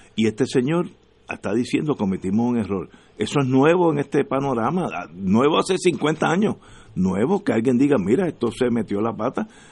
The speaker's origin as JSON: {"language": "Spanish", "country": "Puerto Rico", "said": "lo que nos une es que somos puertorriqueños"}